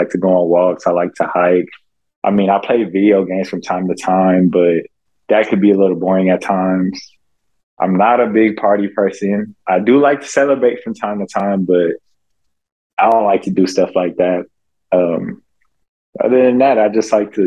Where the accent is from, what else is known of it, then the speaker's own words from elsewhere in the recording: United States; being American